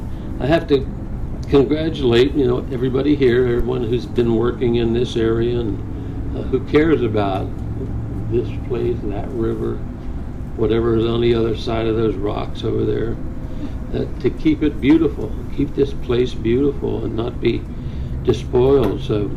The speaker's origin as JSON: {"language": "English", "town": "Philadelphia", "region": "Pennsylvania", "country": "United States", "also_born_or_lived": "Florida / Japan", "said": "I'm mostly from Philadelphia"}